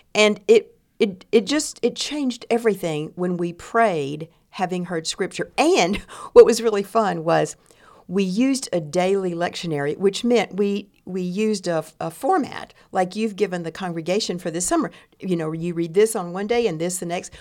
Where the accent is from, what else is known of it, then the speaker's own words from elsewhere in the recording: East Texas, United States; I grew up in East Texas